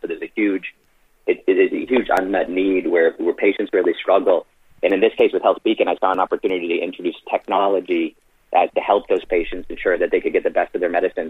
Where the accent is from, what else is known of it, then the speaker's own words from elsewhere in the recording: Boston, Massachusetts, United States; moved away as an adult; also born or lived in Ireland / Florida; I was born in Boston, you know, raised in Boston